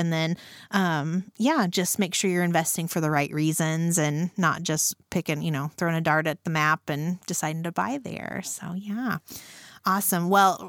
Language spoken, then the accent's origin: English; Randolph County, Indiana, United States; I'm from Randolph County, which is a neighboring mm-hmm. county. But I still feel like I'm from Muncie because mm-hmm. Muncie was where we had to come and get groceries.